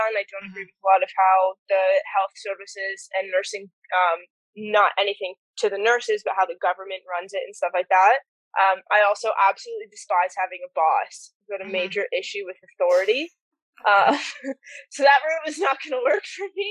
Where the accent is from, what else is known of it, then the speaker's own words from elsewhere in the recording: Niagara Falls, Ontario, Canada; moved away as an adult; also born or lived in Alberta / British Columbia / Western Australia; now in Australia; I was born and raised in Niagara Falls in Ontario